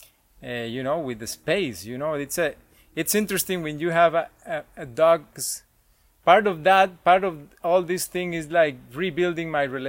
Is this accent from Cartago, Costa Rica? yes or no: yes; Cartago, Costa Rica; I grew up in Cartago, and that's where... Most of my family is